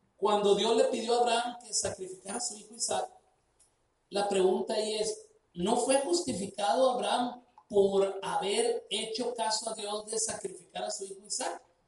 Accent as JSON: {"language": "Spanish", "region": "Sinaloa", "country": "Mexico", "said": "Somos mexicanos, se nota que somos mexicanos, somos sinaloenses, pues se nota que somos de Sinaloa"}